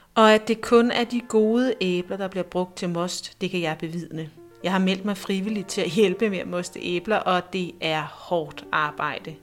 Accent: Næstved, Zealand, Denmark; moved away; jeg er født og opvokset i Næstved. I over tyve år har jeg været væk fra byen, men nu er jeg vendt tilbage

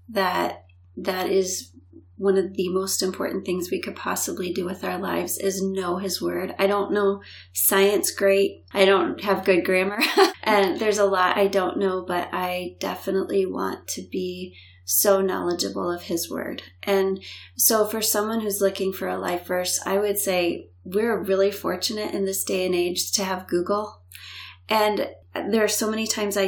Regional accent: Florida, United States; moved away; also born or lived in Illinois; I grew up in Florida. When they divorced the first time, we moved to Illinois.

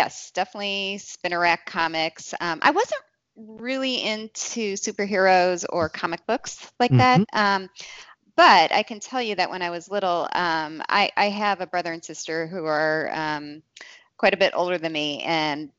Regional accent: Kingston, Pennsylvania, United States; now in Cleveland, United States; I was in a youth group growing up in Kingston, Wilkes-Barre

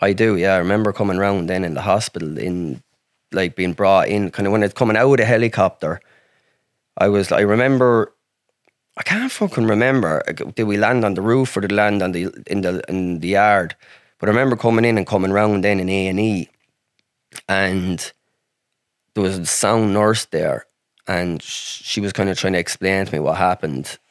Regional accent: Ireland; I'm country, I'm from Ireland

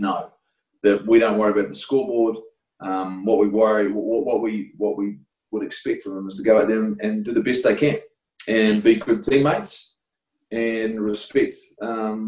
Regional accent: Invercargill, Southland, New Zealand; I was from Invercargill

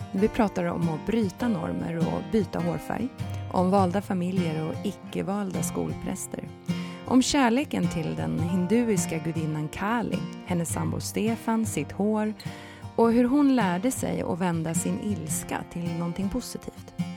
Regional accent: Stockholm, Stockholm County, Sweden; född och uppvuxen i Stockholm och har gått gymnasium på Södermalm

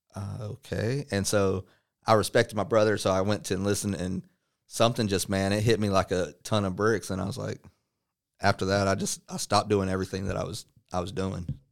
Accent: Midlothian, Texas, United States; also born or lived in Dallas, Texas / Lancaster, Texas / Waxahachie, Texas; we moved to Midlothian, Texas before it blew up, and I basically lived in between Midlothian and Waxahachie basically all my life

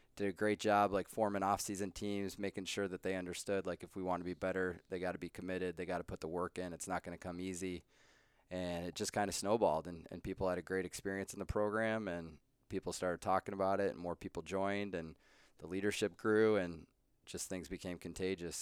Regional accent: Colorado, United States; moved away as an adult; also born or lived in Lake Forest, Illinois; I grew up in Colorado

